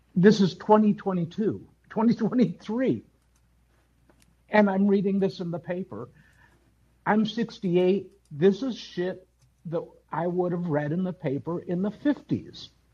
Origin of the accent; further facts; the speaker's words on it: Wisconsin, United States; I grew up in Wisconsin, went to an all white high uh, elementary school